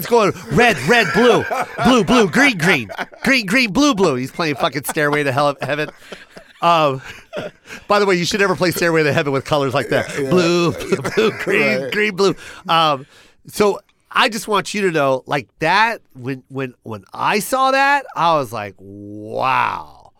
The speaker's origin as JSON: {"language": "English", "town": "Las Vegas", "region": "Nevada", "country": "United States", "lives_now": "Los Angeles, United States", "said": "Hey, bro, I just moved to Las Vegas, to LA. I'm from Vegas."}